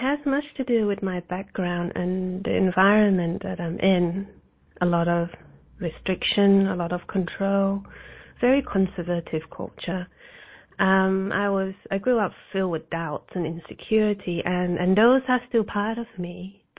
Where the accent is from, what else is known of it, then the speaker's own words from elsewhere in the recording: New Zealand; And I grew up in New Zealand. I actually traveled all over the place for 20 years due to my mother's career. And New Zealand was a blessing, actually.